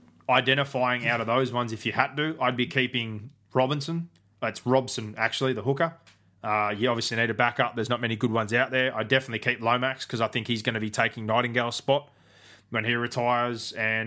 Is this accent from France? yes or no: no; Queensland, Australia; Wombat, I'm a Queenslander.